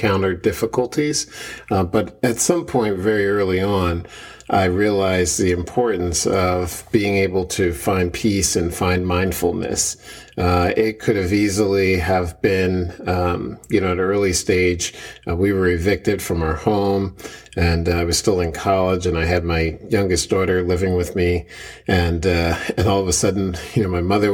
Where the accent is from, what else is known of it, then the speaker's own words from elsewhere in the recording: Philadelphia, Pennsylvania, United States; also born or lived in Bear, Delaware; born and raised in West Philadelphia.